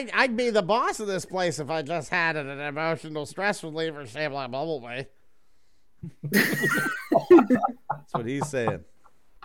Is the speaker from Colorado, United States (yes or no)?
no; Johnstown, Pennsylvania, United States; my hometown, Johnstown, PA